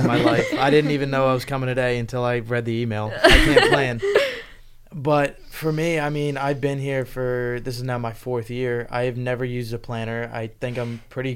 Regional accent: Virginia, United States; moved away as an adult; now in Pennsylvania, United States; I'm from Virginia

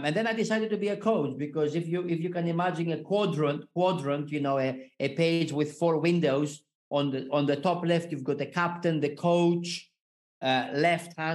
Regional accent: Greece; moved away as an adult; also born or lived in Switzerland; I was born in Greece, and so far I lived and worked in eight different countries

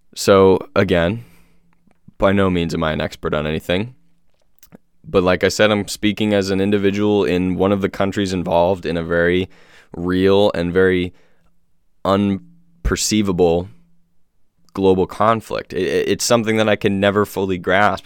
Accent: United States; born and raised in America

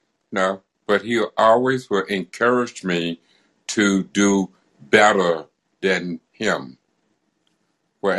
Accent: Arkansas, United States; I was born in Arkansas, down in Scotts

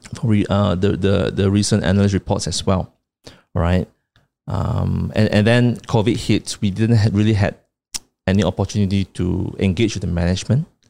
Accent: Kuching, Sarawak, Malaysia; my hometown Kuching.

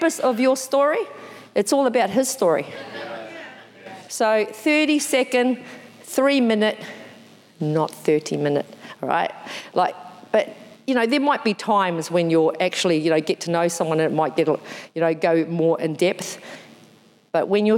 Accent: New Zealand; I'm from New Zealand, I'm a Māori

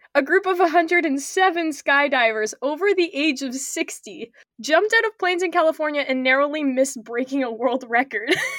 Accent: Canada; I'm Canadian

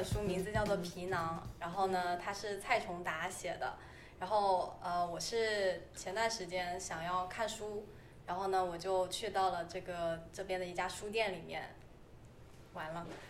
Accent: Shenzhen, Guangdong, China; now in Toronto, Canada; 我是深圳人，

